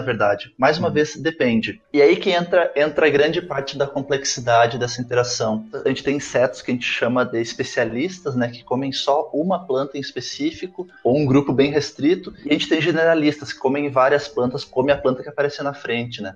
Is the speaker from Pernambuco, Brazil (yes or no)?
no; Santa Maria, Rio Grande do Sul, Brazil; Eu sou natural de Santa Maria, do Rio Grande do Sul